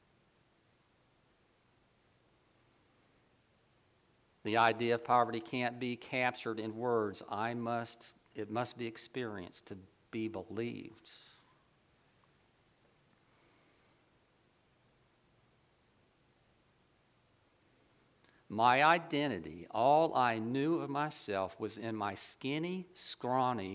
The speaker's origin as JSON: {"language": "English", "town": "Ocala", "region": "Florida", "country": "United States", "tie": "born or raised there", "said": "I grew up in Ocala"}